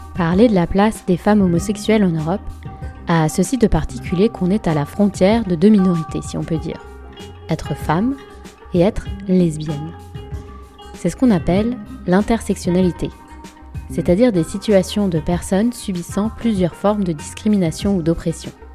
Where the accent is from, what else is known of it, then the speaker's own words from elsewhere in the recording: France; je suis française, européenne et une femme hétérosexuelle